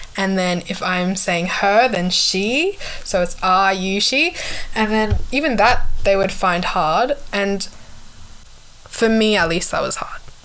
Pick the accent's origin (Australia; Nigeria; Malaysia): Australia; Perth, Western Australia; born or raised there; accent: Australian; also born or lived in Kathmandu, Nepal / Sydney, Australia